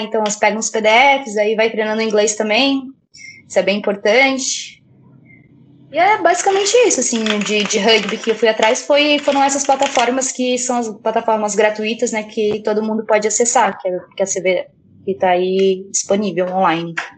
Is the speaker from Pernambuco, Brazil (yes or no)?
no; Brusque, Santa Catarina, Brazil; now in Florianópolis, Brazil; eu vim pra estudar na universidade, aqui em Floripa, eu sou natural de Brusque